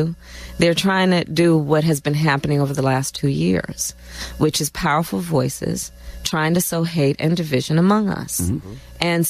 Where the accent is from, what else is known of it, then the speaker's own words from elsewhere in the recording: Oakland, California, United States; also born or lived in Montreal, Canada; So I was born in Oakland.